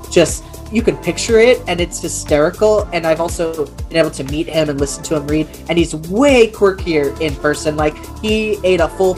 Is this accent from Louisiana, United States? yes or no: no; Walla Walla, Washington, United States; now in Salt Lake City, United States; I'm from wine country. My hometown, Walla Walla, is Columbia Valley